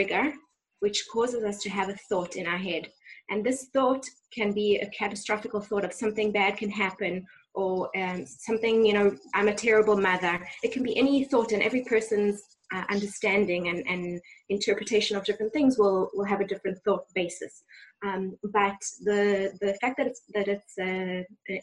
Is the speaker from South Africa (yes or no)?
yes; South Africa; now in Ra'anana, Israel; growing up in South Africa